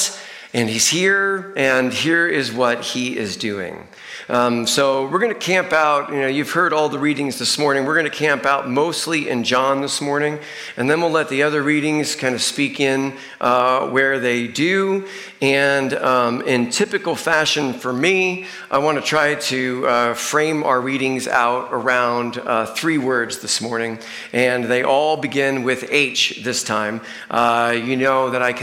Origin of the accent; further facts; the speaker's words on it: Northeast, United States; moved away; I grew up in the Northeast